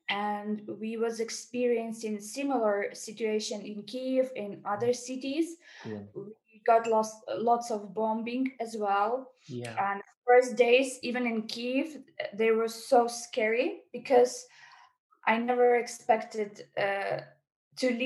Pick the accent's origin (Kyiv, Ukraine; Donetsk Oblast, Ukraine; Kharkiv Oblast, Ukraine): Donetsk Oblast, Ukraine; Mariupol; English is a second language; moved away as an adult; I'm from Mariupol.